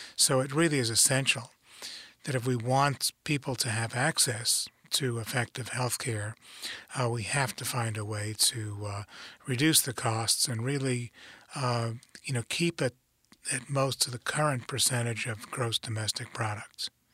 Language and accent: English; New York City, New York, United States; moved away as an adult; I grew up in New York City. uh, grew up in the Bronx